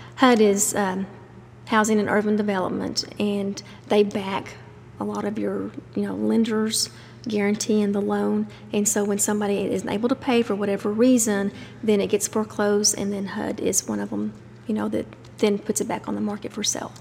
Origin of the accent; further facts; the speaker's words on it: Dublin, Texas, United States; moved away as an adult; now in Stephenville, United States; I'm actually from Dublin